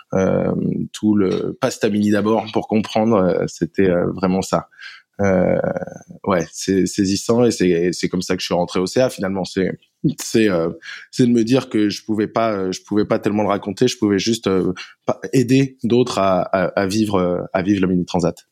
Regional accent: Paimpol, Brittany, France; je viens de Paimpol, en Bretagne Nord.

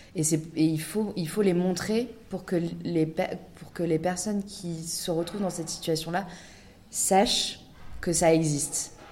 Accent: France; nous, on est, on est française

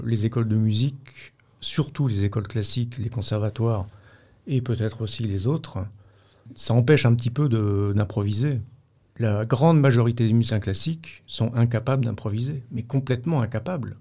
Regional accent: Vierzon, Centre-Val de Loire, France; dans ma ville natale, à Vierzon, dans le Berry, à côté de Bourges

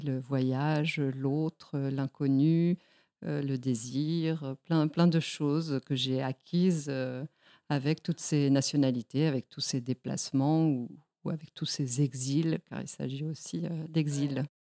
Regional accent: Mexico; moved away; also born or lived in Spain; je suis moi-même née en Espagne, et j'ai grandi au Mexique

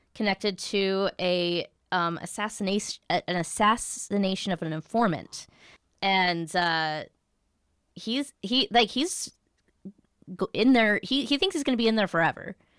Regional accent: United States; as an American

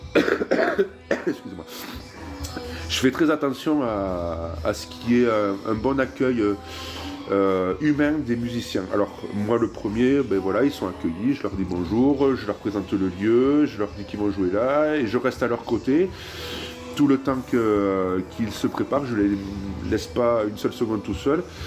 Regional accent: Tarbes, Occitania, France; also born or lived in Pau / Toulouse / Netherlands; je suis né à Tarbes, à l'hôpital de Légorotte

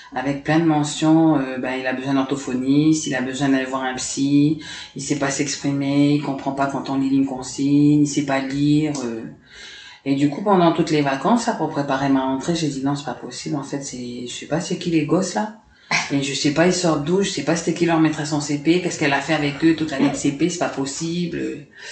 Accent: Dumbéa, South Province, New Caledonia; also born or lived in Paris, France / Lifou, New Caledonia / Nouméa, New Caledonia; je suis restée là-bas 5-6 ans, en fait, le temps que les, événements s'arrêtent. Et on est rentré ici en 89

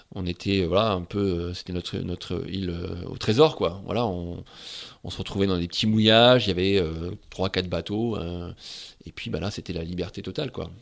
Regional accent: Saint-Pol-de-Léon, Brittany, France; j'ai grandi à Saint-Paul-de-Léon

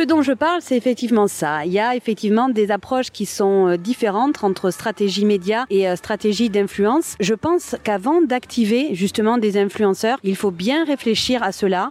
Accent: Marseille, Provence-Alpes-Côte d'Azur, France; je viens de Marseille

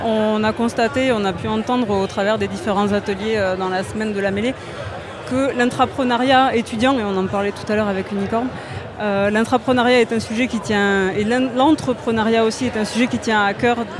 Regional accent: Toulouse, Occitania, France; moi je suis pure Toulousaine

